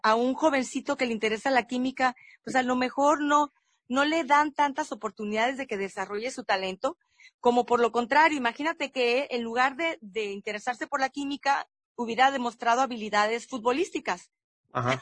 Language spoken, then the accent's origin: Spanish; Mexico; nosotros como mexicanos